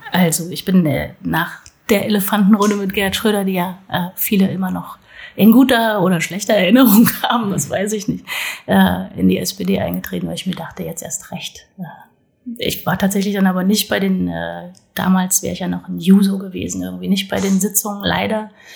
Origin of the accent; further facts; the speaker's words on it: North Hesse, Germany; moved away as an adult; now in Berlin, Germany; Ich bin in Südhessen geboren, aber in Nordhessen aufgewachsen